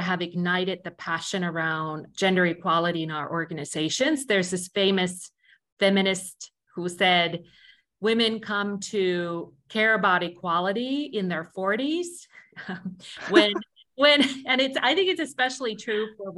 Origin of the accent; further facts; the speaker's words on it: Finland; moved away; I'm originally from Finland and I had grown up in a culture where a lot of these things have been attended